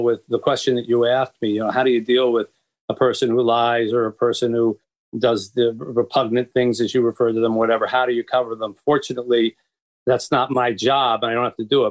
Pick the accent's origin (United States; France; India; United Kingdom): United States; Philadelphia, Pennsylvania; moved away as an adult; also born or lived in Boston / New York / Florida; now in Detroit, United States; But I was raised in the East. And I grew up in Philadelphia.